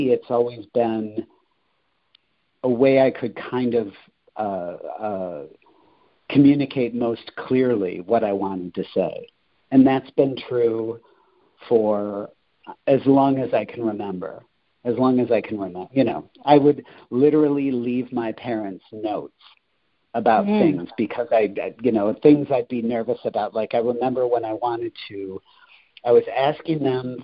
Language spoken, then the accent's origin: English; Rockford, Illinois, United States; also born or lived in Quincy, Illinois; now in Chicago, United States; I'm originally from Rockford, which is about 90 miles to the west of Chicago.